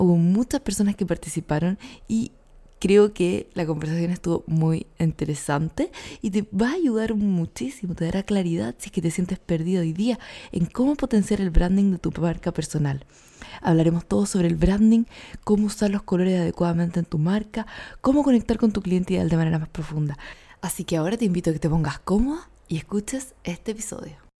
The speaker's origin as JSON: {"language": "Spanish", "country": "Chile", "said": "yo soy más chilena que los porotos"}